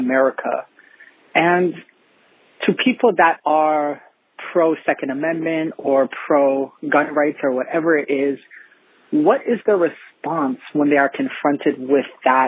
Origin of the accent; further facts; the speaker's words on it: Canada; I'm from Canada